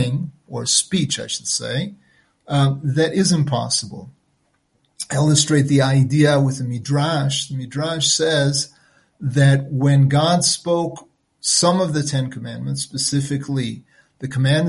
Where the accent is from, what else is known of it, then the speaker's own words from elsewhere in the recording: United States; first language French; English is a second language; moved away; My first tongue, my native tongue, was actually French. And I learned English fairly quickly as I started kindergarten, nursery school, even before then, in the United States where I was born